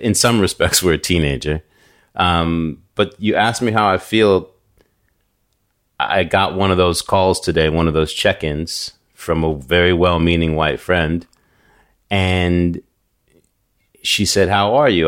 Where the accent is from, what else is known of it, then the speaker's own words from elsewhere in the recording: New York City, New York, United States; moved away; also born or lived in New England; I grew up, before I moved to New England, I, I grew up in New York. I lived in Staten Island